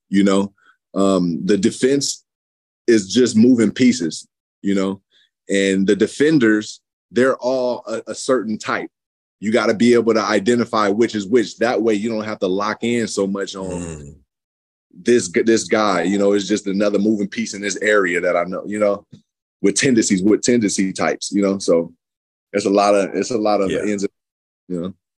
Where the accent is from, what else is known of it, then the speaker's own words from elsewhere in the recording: San Francisco, California, United States; moved away as an adult; also born or lived in Fairfield, California / Lexington, Kentucky; I came from San Francisco, was the yeah. inner city point.